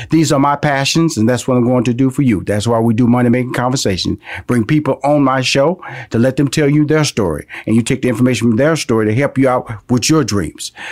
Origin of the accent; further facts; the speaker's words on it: Houston, Texas, United States; now in Atlanta, United States; I'm from Houston, Texas.